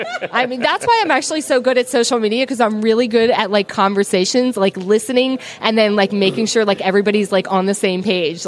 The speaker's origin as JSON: {"language": "English", "town": "Philadelphia", "region": "Pennsylvania", "country": "United States", "tie": "born or raised there", "moved": "yes", "lives_now": "Los Angeles, United States", "said": "I grew up in Philadelphia. I currently live in Los Angeles."}